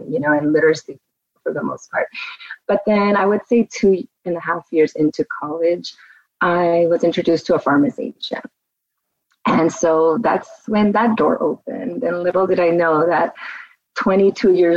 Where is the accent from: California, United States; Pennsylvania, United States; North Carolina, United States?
California, United States; Glendale; also born or lived in Hollywood, California / Downey, California / Las Vegas, Nevada / North Hollywood, California; we were raised in Glendale